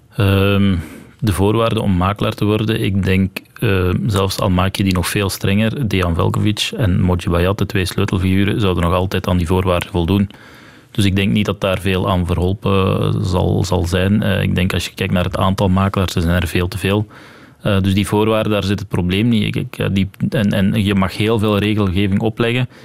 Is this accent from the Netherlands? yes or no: no; Belgium; als Belg dan in Frankrijk het examen hebt afgelegd